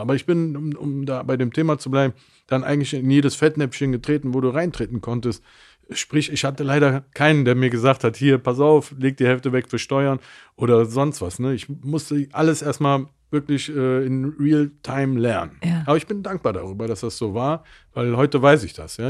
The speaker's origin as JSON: {"language": "German", "town": "Mönchengladbach", "region": "North Rhine-Westphalia", "country": "Germany", "tie": "born or raised there", "also_born_or_lived": "Cologne", "said": "ich bin geboren in Köln. Meine Eltern haben sich ziemlich früh getrennt und bin dann mit meiner Mutter nach Mönchengladbach gezogen"}